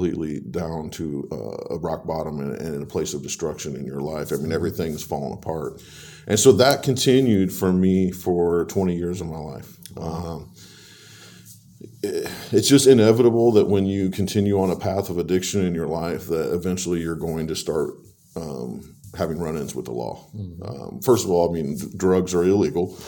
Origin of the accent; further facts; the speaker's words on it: Warsaw, Indiana, United States; also born or lived in Leesburg, Indiana; I'm a lifelong resident of this area. I was born in Leesburg, Indiana, moved to Warsaw when I was about 10, went to Lincoln Elementary, then went to both of the middle schools